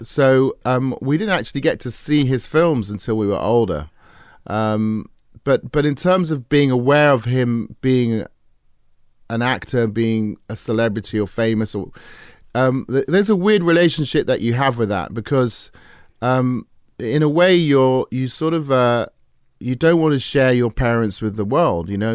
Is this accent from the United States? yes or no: no; England, United Kingdom; I grew up in England